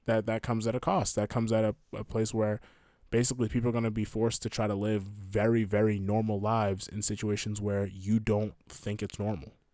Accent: United States; I'm an American

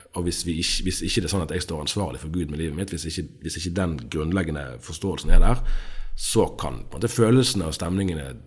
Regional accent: Bergen, Vestland, Norway; Jeg er fra Bergen. Eh, jeg tror jeg kan si at jeg er tredjegenerasjons bergenser på begge sider.

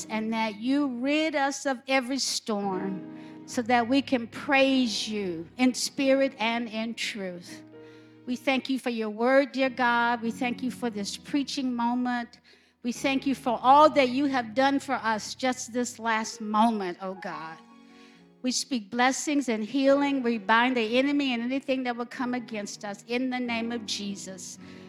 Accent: Alabama, United States; I'm from Alabama

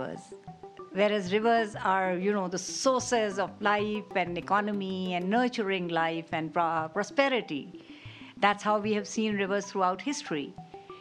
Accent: Karachi, Sindh, Pakistan; I'm from Karachi, Pakistan

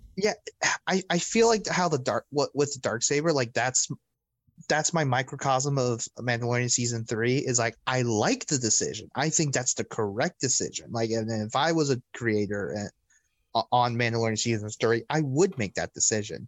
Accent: Orlando, Florida, United States; I grew up in Orlando

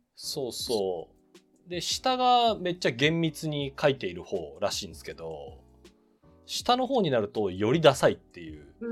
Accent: Nagano, Japan; 私長野生まれ

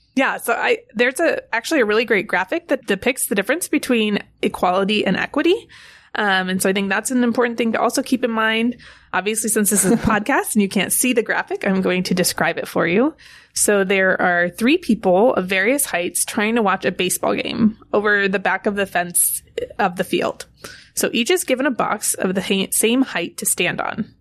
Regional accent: California, United States; I grew up in California

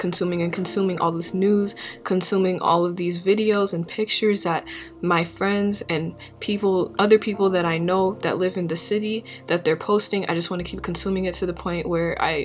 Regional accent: St. Paul, Minnesota, United States; as a Minnesotan, as somebody who was born and raised in St. Paul

